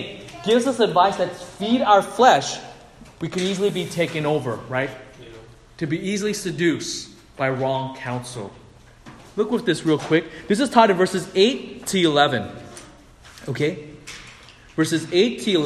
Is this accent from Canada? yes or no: no; United States; I'm ABC. I'm American-born Chinese